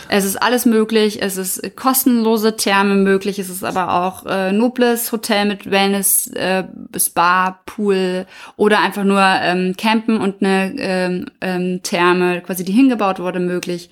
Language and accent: German; Germany; wir als Deutsche